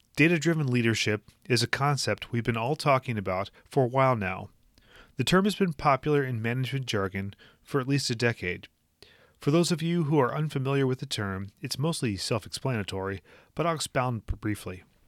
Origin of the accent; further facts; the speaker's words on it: Minnesota, United States; my home state of Minnesota